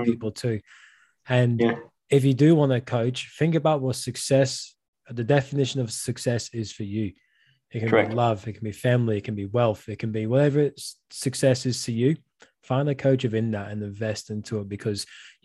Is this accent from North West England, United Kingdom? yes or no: yes; Liverpool, North West England, United Kingdom; now in Australia; I'm originally from Liverpool, England